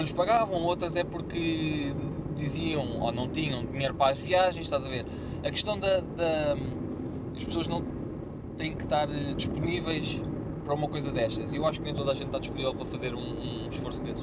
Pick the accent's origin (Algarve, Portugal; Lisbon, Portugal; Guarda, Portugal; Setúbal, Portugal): Lisbon, Portugal; eu sou de Lisboa, ia para a Leiria de duas em duas semanas